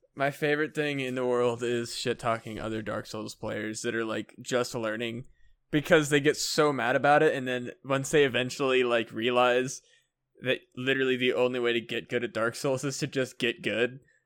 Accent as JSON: {"language": "English", "country": "United States", "said": "I'm an American boy"}